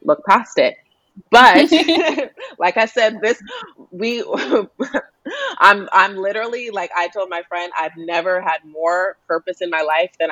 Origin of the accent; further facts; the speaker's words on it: Denver, Colorado, United States; I grew up in Denver